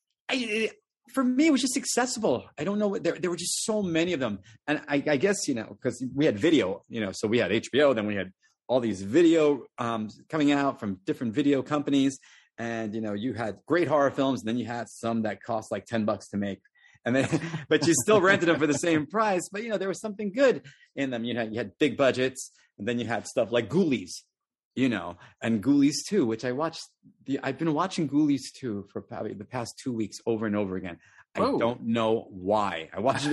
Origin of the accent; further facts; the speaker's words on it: New York, United States; I'm from New York